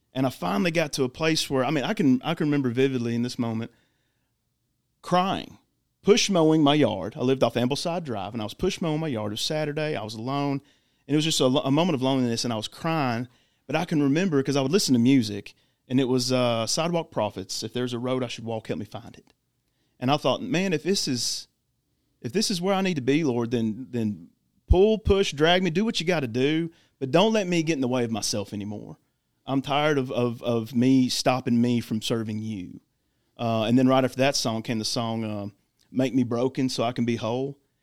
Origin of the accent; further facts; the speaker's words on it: Clarksville, Tennessee, United States; I am born and raised in Clarksville